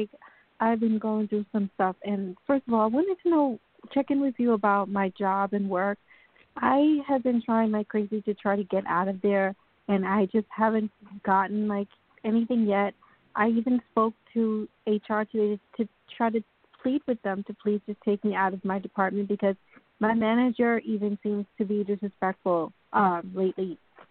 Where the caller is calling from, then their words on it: New York, United States; calling from New York.